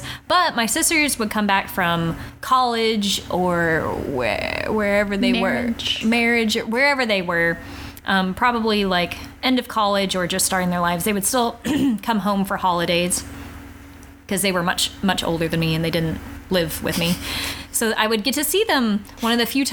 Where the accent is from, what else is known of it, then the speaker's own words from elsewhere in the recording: Texas, United States; We grew up here in the South in Texas